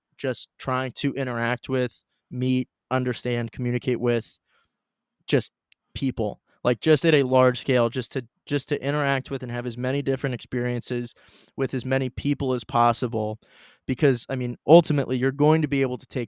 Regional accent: Dublin, Ohio, United States; we're both from Dublin, Ohio, a nice suburb of Columbus

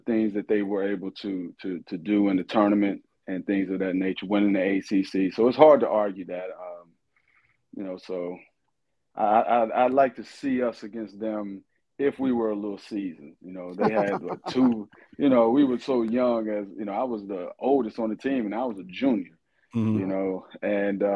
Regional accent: Kentucky, United States; I'm from Kentucky

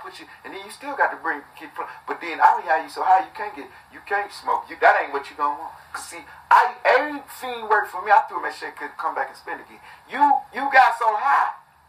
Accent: Detroit, Michigan, United States; I'm from Detroit, Flint, however you want to put it.

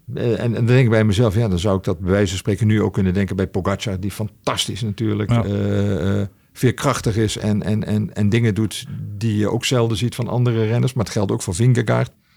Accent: Limburg, Netherlands; ik ben echt opgegroeid in Limburg met wielrennen

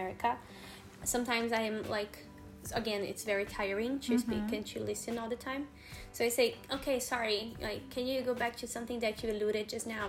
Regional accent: São Paulo, Brazil; accent: São Paulo; first language Portuguese; English is a second language; I'm from São Paulo, mm-hmm. and I have an accent from São Paulo.

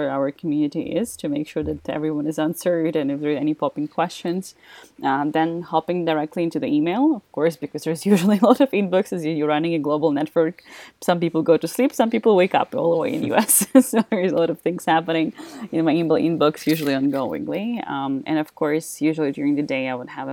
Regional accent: Ukraine; moved away as an adult; now in Austria; I'm originally from Ukraine, that's where I started

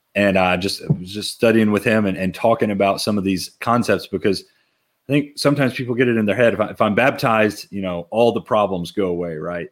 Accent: Lexington, Kentucky, United States; moved away as an adult; also born or lived in Lawrenceburg, Kentucky; now in Harrisburg, United States; I grew up in Lexington, Kentucky and grew up going to church around there

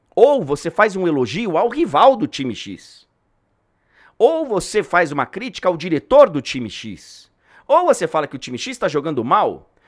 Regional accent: São Paulo, Brazil; also born or lived in Rio de Janeiro / Salvador; morei muitos anos no Rio, morei muitos anos em Salvador, tá? mas eu sou de São Paulo, moro em São Paulo

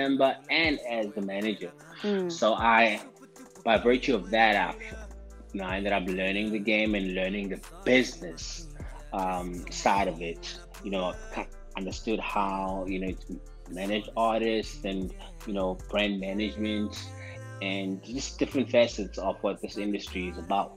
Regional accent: Mpumalanga, South Africa; moved away as an adult; also born or lived in Soweto, South Africa; now in Johannesburg, South Africa; my hometown where I hail from, where I was, you know, where I grew up

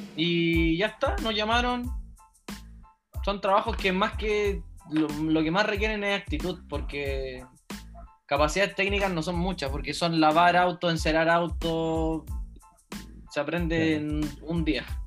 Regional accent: Chile; moved away; also born or lived in New Zealand; cuando volví a Chile

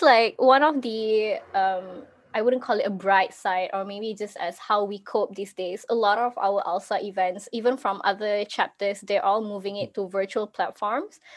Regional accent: Malaysia; I'm actually from Malaysia

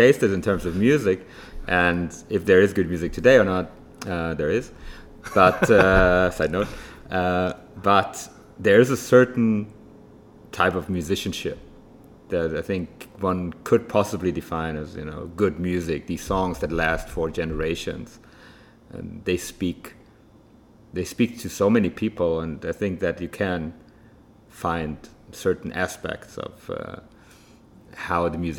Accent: Frankfurt, Hesse, Germany; now in Tel Aviv, Israel; me growing up in Germany, especially in Frankfurt

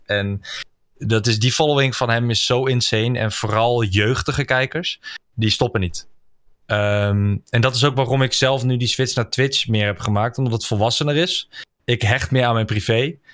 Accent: Netherlands; daar ben ik een Nederlander voor

